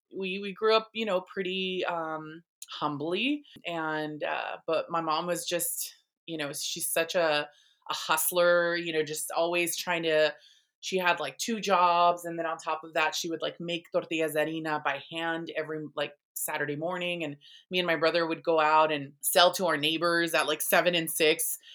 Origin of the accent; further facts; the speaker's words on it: National City, California, United States; I grew up in, um, in San Diego County, I was, um, born and raised here